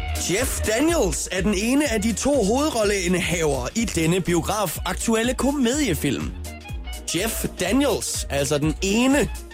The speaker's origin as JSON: {"language": "Danish", "region": "Jutland", "country": "Denmark", "said": "jeg er selv fra Jylland"}